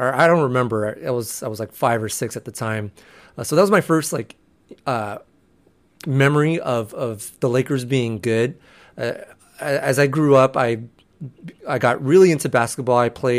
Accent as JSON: {"language": "English", "town": "San Diego", "region": "California", "country": "United States", "tie": "born or raised there", "moved": "as an adult", "lives_now": "Bay Area, United States", "said": "I was born and raised in San Diego"}